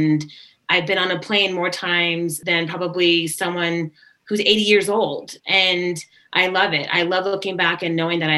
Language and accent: English; Japan; also born or lived in Sacramento; I wouldn't know because I was there for maybe a couple of years that I don't remember. And then we moved to Japan.